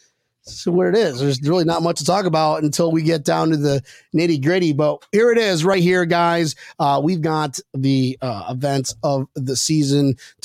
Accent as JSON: {"language": "English", "region": "Minnesota", "country": "United States", "said": "Hey, I'm from Minnesota."}